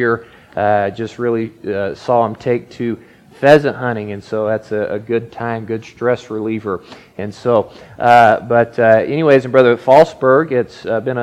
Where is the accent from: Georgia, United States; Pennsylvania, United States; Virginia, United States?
Georgia, United States; accent: southern; moved away as an adult; now in Minnesota, United States; you probably hear a little bit of a southern accent, and that's not southern Minnesota. I'm originally from Georgia. My wife and I are from Georgia. We grew up in the same church together